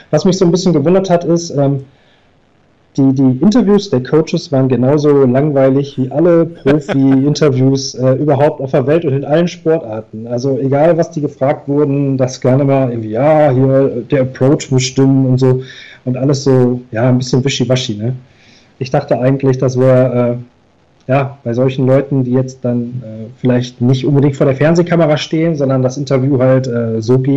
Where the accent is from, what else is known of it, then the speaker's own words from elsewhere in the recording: Duisburg, North Rhine-Westphalia, Germany; ich bin aus Duisburg und habe hier in meiner Stadt